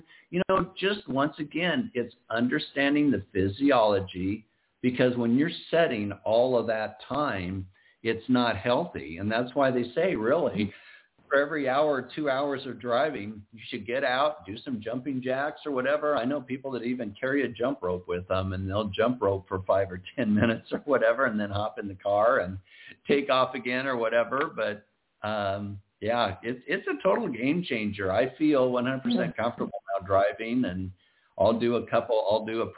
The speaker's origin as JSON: {"language": "English", "region": "Iowa", "country": "United States", "moved": "yes", "lives_now": "Southern California, United States", "said": "I'm originally from Iowa"}